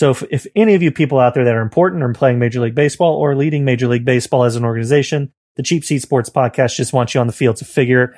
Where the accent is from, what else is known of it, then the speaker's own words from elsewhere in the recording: the South, United States; Okay. I'm from the South.